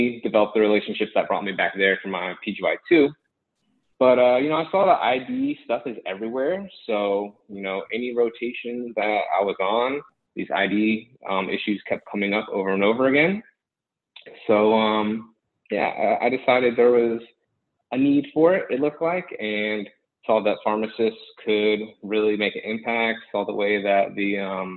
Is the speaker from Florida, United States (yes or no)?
yes; Gainesville, Florida, United States; also born or lived in Fort Myers, Florida; I'm from the Gainesville area.